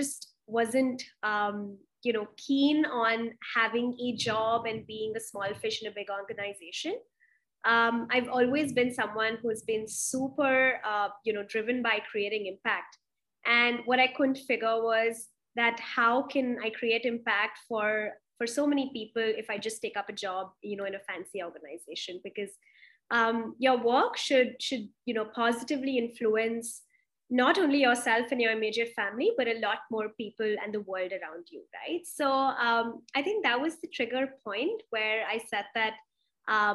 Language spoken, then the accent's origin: English; Delhi, India; moved away; also born or lived in Mumbai / Pune; in Delhi. I'm originally from there, but I've also been in Bombay, Pune.